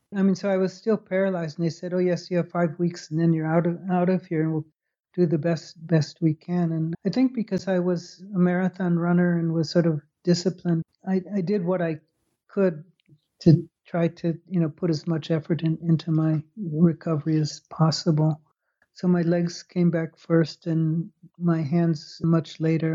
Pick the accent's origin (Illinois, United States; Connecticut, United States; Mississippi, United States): Illinois, United States; Chicago; moved away as an adult; also born or lived in Purdue, Indiana / Baltimore / Holland / Scotland; I grew up in Chicago.